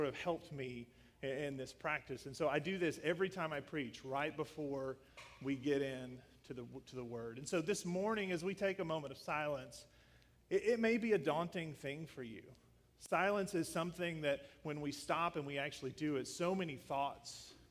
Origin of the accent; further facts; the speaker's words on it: Northwest Tennessee, United States; When I was a teenager, I grew up in Northwest Tennessee. Reelfoot Lake is the area.